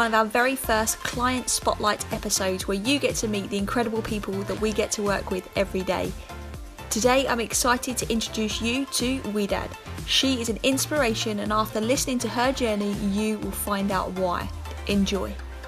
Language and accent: English; England, United Kingdom; I'm from England